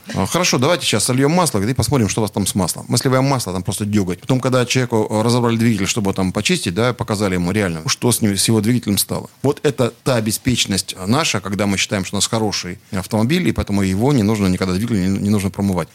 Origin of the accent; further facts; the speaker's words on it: Siberia, Russia; Я родился в Сибири